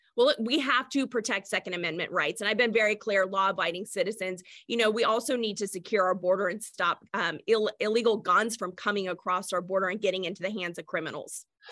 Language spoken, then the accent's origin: English; Washington, United States; I was born and raised in Washington State